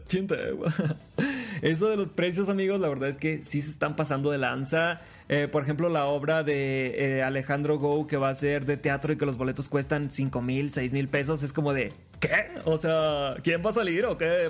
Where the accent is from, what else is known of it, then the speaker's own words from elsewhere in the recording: Los Mochis, Sinaloa, Mexico; moved away as an adult; now in Mexico City, Mexico; Soy de los Mochis, Sinaloa